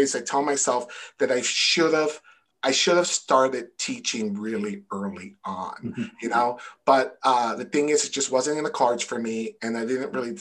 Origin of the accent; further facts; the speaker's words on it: New York City, New York, United States; also born or lived in Connecticut; now in Massachusetts, United States; I'm from New York City